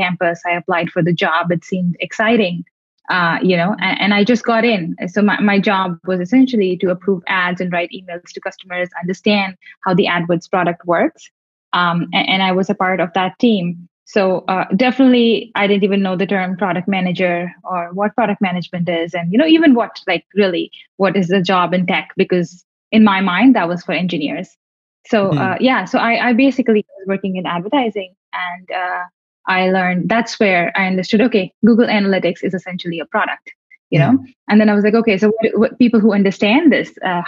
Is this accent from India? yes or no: yes; India; moved away as an adult; now in Singapore; as an Indian